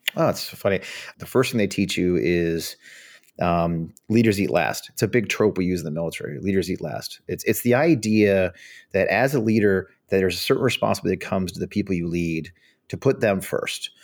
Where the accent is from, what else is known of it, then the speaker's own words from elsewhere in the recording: St. Louis, Missouri, United States; moved away as an adult; also born or lived in Richmond, Virginia; I grew up outside of Saint Louis, Missouri